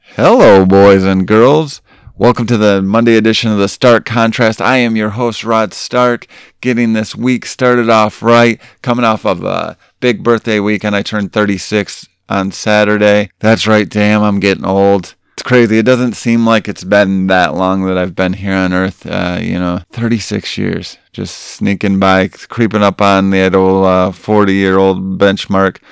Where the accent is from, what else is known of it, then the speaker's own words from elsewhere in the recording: Grant, Michigan, United States; my hometown of Grant, Michigan